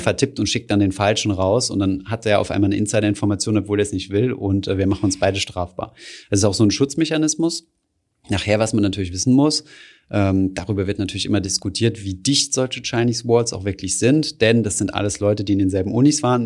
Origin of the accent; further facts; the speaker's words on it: Germany; bei uns in Deutschland